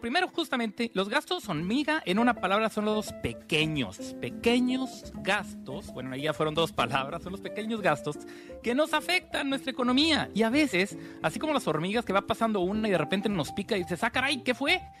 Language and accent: Spanish; Mexico; estoy hablando como mexicanos